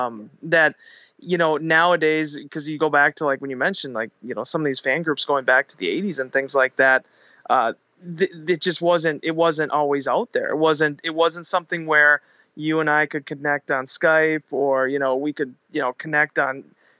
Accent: Green Bay, Wisconsin, United States; we're from Green Bay, we know football.

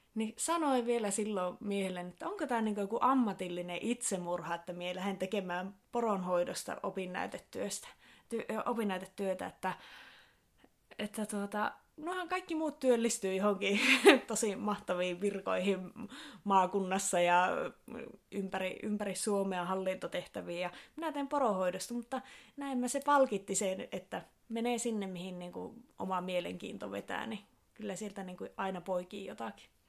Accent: Sodankylä, Lapland, Finland; Minä olen lähtöisin tuosta Sodankylästä, ihan tuolta kirkonkylältä, kirkonkylän tyttöjä

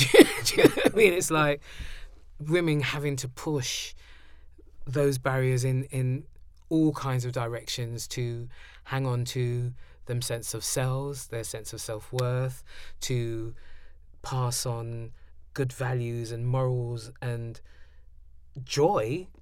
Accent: London, United Kingdom; it's one of the things of being a Londoner

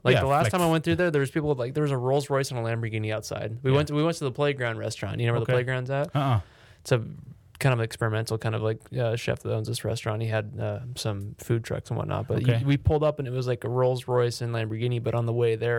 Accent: Downey, California, United States; also born or lived in Yorba Linda; I grew up in Downey, then half in Yorba Linda.

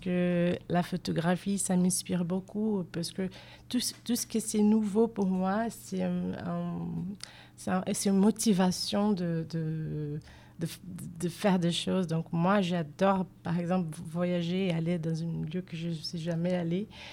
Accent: Rio de Janeiro, Brazil; French is a second language; moved away as an adult; now in Bordeaux, France; je viens de, la ville de Rio de Janeiro

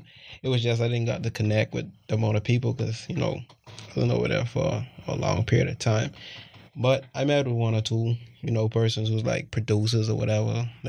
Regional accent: New Providence, Bahamas; I'm from New Providence, aka Zoo Providence.

